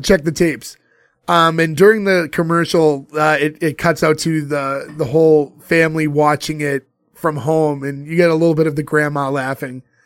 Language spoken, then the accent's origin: English; Boston, Massachusetts, United States; a bunch of us who grew up in Boston